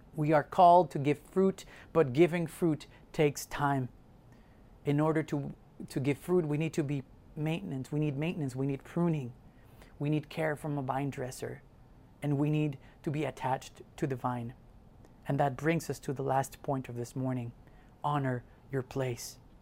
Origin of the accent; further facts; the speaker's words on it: Mexico; moved away; I grew up in Mexico